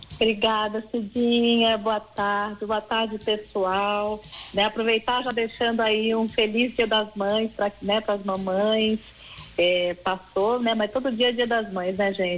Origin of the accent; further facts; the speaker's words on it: Caxambu, Minas Gerais, Brazil; moved away; eu sou mineira, né? Eu sou de Caxambu, uhum. sul de uhum. Minas